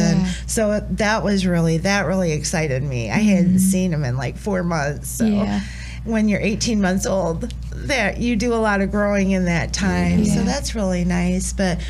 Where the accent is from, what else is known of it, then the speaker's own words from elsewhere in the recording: Allendale, Michigan, United States; I'm from Allendale, Michigan. It's a small town